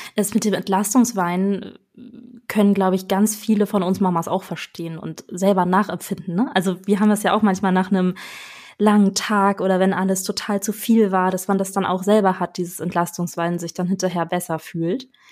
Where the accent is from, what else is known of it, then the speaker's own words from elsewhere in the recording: Northern Germany, Germany; Bei uns im Norden